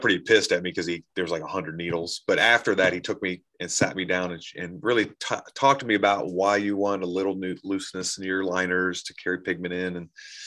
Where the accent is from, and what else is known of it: Columbus, United States; born or raised there; moved away